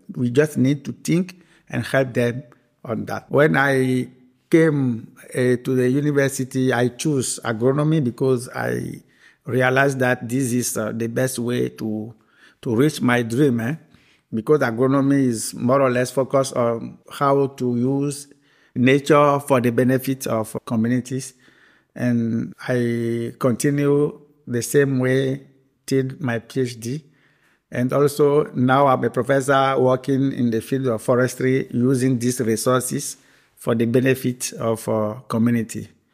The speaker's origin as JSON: {"language": "English", "country": "Benin", "tie": "born or raised there", "also_born_or_lived": "Belgium", "said": "I born uh, the 3rd of May, uh, 1974, in Benin, Republic of Benin, located in West Africa. I did my primary school in Benin, the secondary school in Benin"}